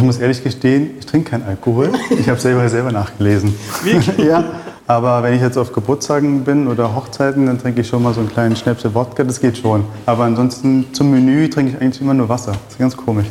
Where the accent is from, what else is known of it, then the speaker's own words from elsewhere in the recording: Berlin, Germany; moved away as an adult; also born or lived in Israel / Paris, France / Switzerland; now in Vienna, Austria; Das kam aus dem Kindergarten, wo ich aufgewachsen bin in Berlin, Reinickendorf.